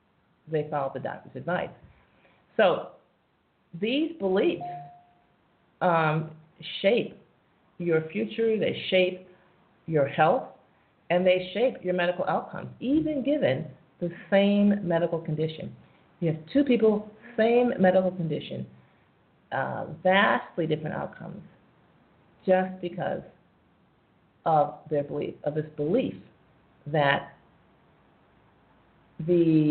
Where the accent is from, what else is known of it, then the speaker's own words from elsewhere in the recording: United States; as an American tourist